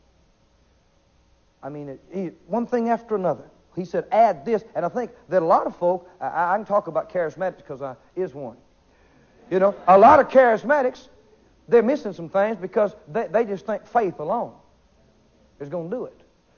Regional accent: the South, United States; I'm from the South

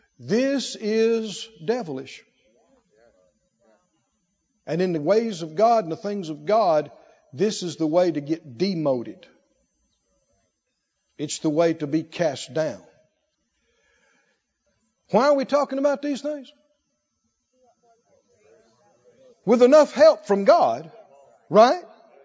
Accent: the South, United States; Heard this growing up in the South.

